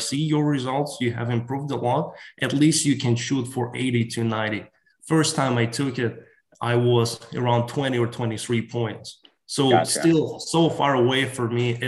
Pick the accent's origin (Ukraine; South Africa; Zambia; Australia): Ukraine; English is a second language; moved away as an adult; now in United States; I was born and raised in Ukraine